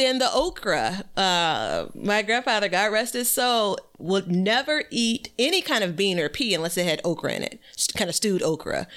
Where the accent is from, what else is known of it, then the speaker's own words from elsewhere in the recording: Chicago, Illinois, United States; born and raised in Chicago, Illinois